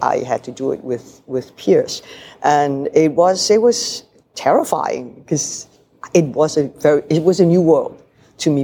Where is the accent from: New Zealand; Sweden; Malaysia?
Malaysia; moved away; also born or lived in Hong Kong; I come from Malaysia where we are multiracial. We have Malays, Indians, Chinese